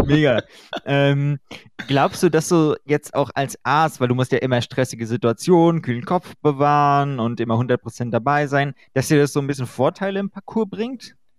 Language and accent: German; Germany; bei uns in Deutschland